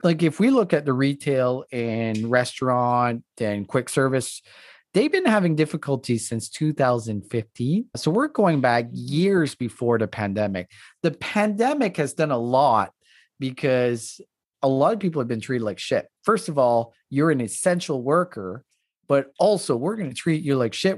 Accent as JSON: {"language": "English", "region": "East Coast", "country": "Canada", "tie": "born or raised there", "first_language": "French", "second_language": "English", "said": "I grew up in the East Coast, grew up French"}